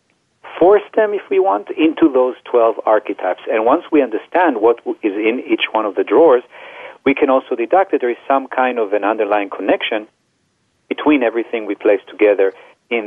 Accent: Israel; now in United States; I grew up in Israel

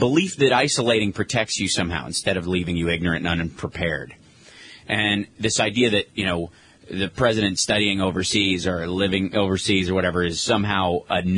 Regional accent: Kentucky, United States; I grew up in Kentucky

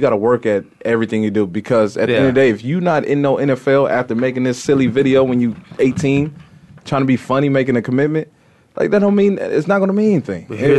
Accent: Indiana, United States; I know I'm from Indiana.

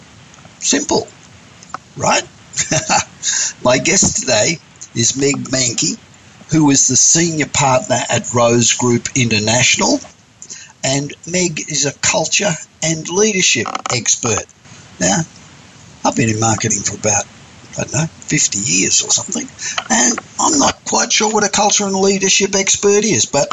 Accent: Australia; moved away as an adult; I grew up in Australia, and I grew up in the city

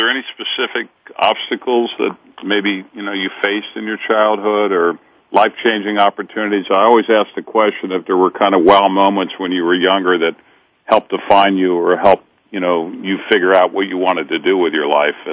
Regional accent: Cincinnati, Ohio, United States; also born or lived in Hollywood / New York; I grew up in in the Midwest in Cincinnati, and I spent a lot of years in Hollywood and New York, and and I actually was very. It was important to me to come back to Cincinnati and raise my children uh, when they were born here

